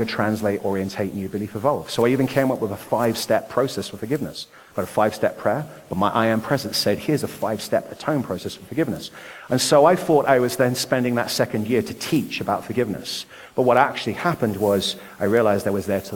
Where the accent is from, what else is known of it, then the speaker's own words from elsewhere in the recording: Nottingham, East Midlands, United Kingdom; moved away; also born or lived in Ashford, Kent; I was born in Nottingham, England. You may have noticed I have a different accent.